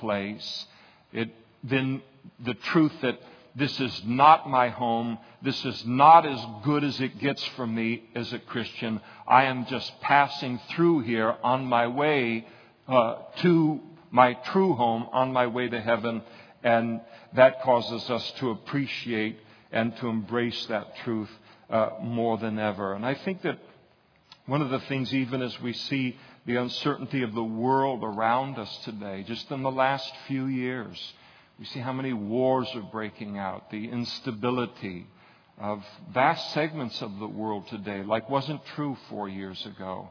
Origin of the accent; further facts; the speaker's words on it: United States; as an American, you got that American passport